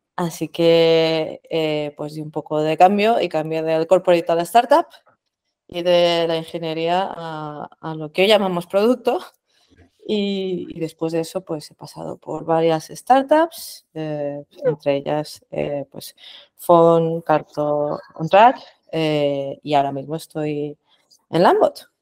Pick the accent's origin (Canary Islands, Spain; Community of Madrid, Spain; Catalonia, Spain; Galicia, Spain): Community of Madrid, Spain; Madrid; soy de Madrid profesionalmente